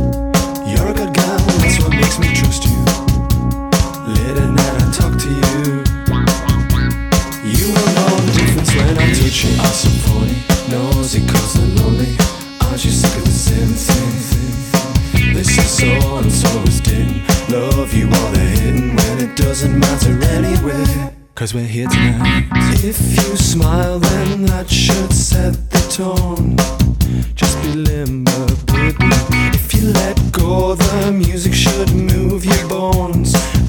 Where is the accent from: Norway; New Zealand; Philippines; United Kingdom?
United Kingdom; Billingham, North East England; This when I was a kid, growing up in Billingham. We used to put on our mum's records.